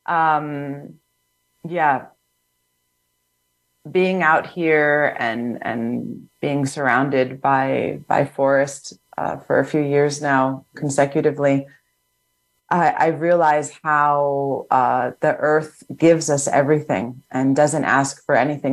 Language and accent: English; New York City, New York, United States; moved away; I'm from New York City originally